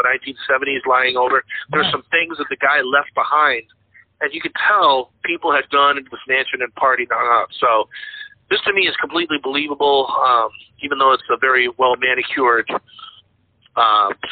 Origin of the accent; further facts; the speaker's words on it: Sturbridge, Massachusetts, United States; My hometown, where I grew up in Sturbridge, Massachusetts